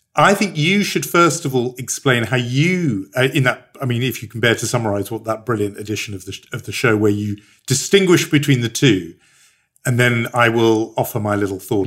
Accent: United Kingdom; as a Brit

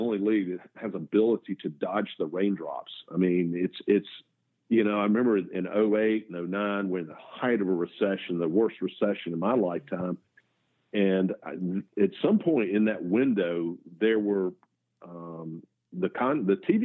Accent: American South, United States; also born or lived in Canada; I am about as red-blooded American male and Southern male

